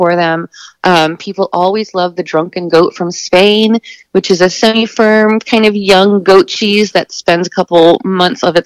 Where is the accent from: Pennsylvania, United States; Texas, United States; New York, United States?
Texas, United States; now in Brighton, Michigan, United States; I am from Texas